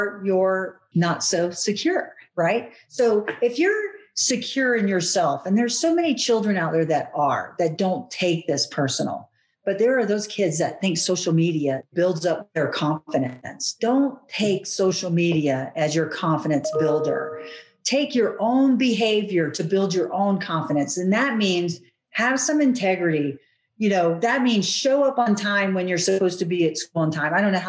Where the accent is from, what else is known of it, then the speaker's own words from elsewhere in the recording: United States; we're American